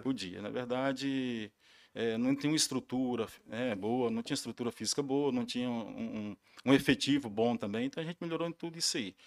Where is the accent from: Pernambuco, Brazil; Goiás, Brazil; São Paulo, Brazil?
Goiás, Brazil; Porangatu; eu sou de Porangatu, trabalhei muito tempo fora